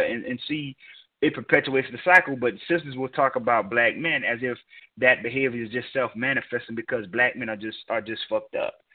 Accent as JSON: {"language": "English", "region": "Georgia", "country": "United States", "tie": "born or raised there", "said": "which is in my home state"}